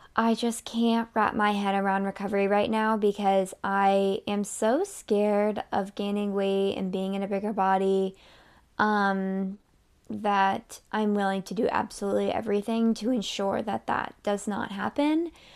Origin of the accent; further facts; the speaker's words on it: Massachusetts, United States; also born or lived in Miami; I'm from Massachusetts, so in March, it's still cold